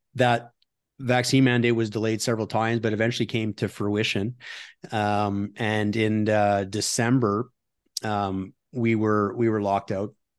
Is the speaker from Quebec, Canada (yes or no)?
no; Ottawa, Ontario, Canada; moved away as an adult; also born or lived in United States; now in Alberta, Canada; I'm from Ottawa originally